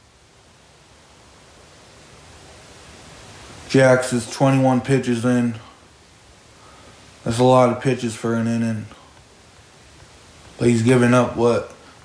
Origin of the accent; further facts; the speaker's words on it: New England, United States; I grew up in the New England area